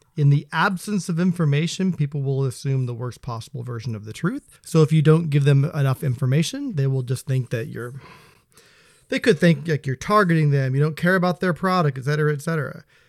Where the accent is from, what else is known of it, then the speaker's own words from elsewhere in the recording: Seattle, Washington, United States; also born or lived in Spokane, Washington; I was born in Spokane. which is technically P N W, then moved over to this here area when I was three years old. So, yeah, pretty much been here my whole life